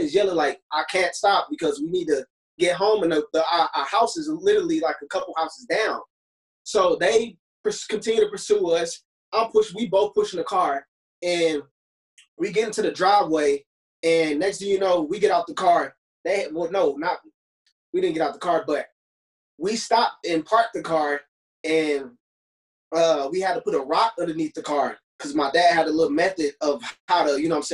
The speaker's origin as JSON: {"language": "English", "town": "Ferguson", "region": "Missouri", "country": "United States", "tie": "born or raised there", "said": "I grew up in the Ferguson area as a young child, like between pre-K and fourth grade."}